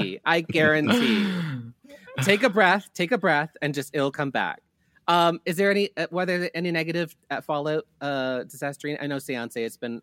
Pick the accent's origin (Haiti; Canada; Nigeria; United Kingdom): Canada; they were always ragging on me from being from Canada